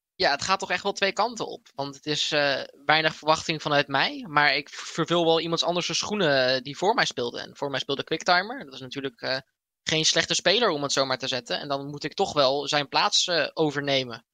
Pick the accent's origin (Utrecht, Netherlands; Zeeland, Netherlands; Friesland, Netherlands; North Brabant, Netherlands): Utrecht, Netherlands; IJsselstein; hier in eh, IJsselstein, waar ik vandaan kom